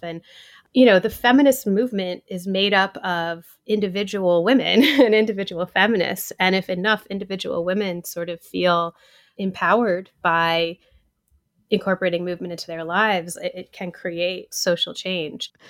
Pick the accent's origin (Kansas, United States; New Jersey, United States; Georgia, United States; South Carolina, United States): Georgia, United States; Atlanta; now in New York City, United States; I grew up in Atlanta